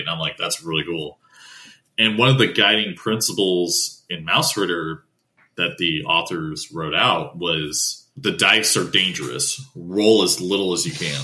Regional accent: Appalachia, United States; I grew up in Appalachian region originally, like near that region

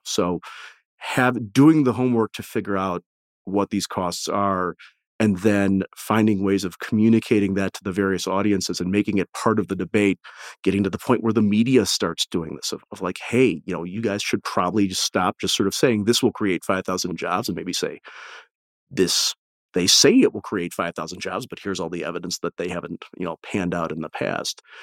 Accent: Detroit, Michigan, United States; I'm from the Detroit area

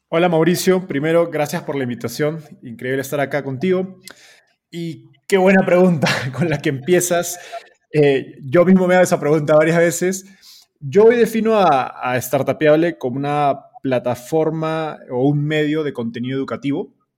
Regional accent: Peru; moved away as an adult; now in Mexico; yo soy de Perú, pero radicado en México

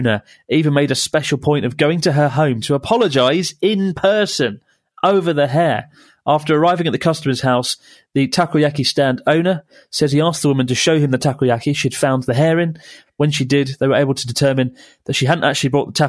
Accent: United Kingdom; moved away; I'm British

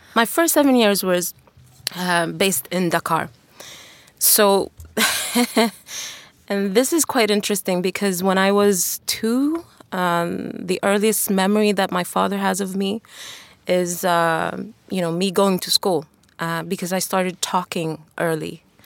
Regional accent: Tanzania; moved away; also born or lived in China / Sweden; growing up in Tanzania back then

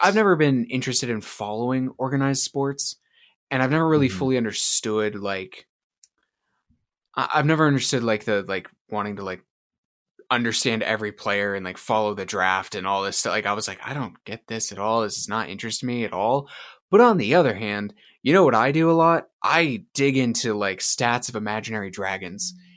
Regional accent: Utah, United States; moved away; the big rivalry from like me growing up was actually the Utes and BYU from when I lived in Utah

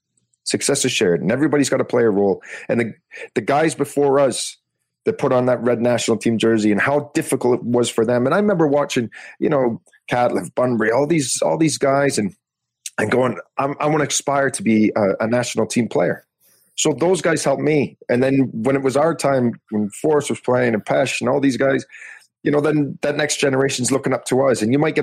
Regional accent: Canada; It was such a proud moment being a Canadian.

